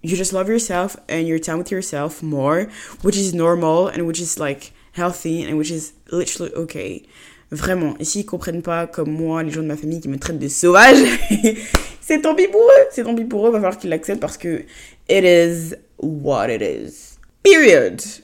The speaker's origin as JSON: {"language": "French", "country": "Côte d’Ivoire", "tie": "born or raised there", "moved": "as an adult", "lives_now": "France", "said": "j'ai grandi en Côte d'Ivoire et que mes parents vivent en Côte d'Ivoire et que moi je suis juste en France euh, pour mes études"}